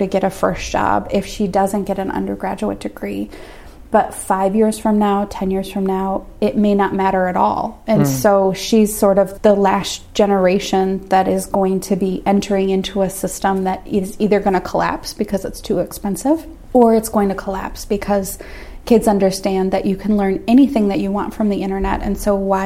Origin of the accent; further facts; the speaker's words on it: Minnesota, United States; also born or lived in Washington, D.C.; I'm from Minnesota